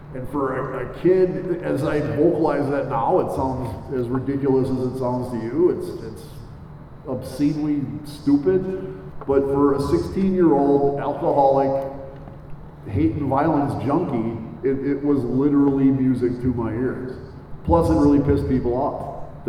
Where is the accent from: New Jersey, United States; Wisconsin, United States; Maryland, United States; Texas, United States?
Wisconsin, United States; Mequon; I grew up in Mequon